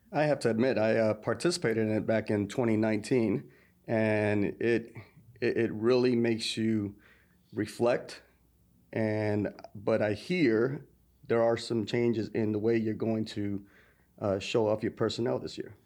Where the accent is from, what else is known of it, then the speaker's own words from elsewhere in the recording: New York, United States; now in Thomasville, United States; as a New Yorker, born and raised in New York